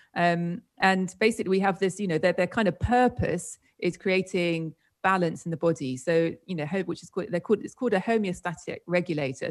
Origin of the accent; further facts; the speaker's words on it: United Kingdom; moved away as an adult; also born or lived in Spain; I'm from the UK, as you might have gathered from my strange accent.